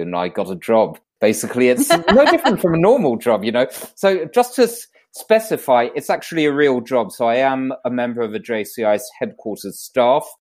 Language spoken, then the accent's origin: English; London, United Kingdom; now in Monaco; So I was originally born in London, UK, which you may be able to tell by my accent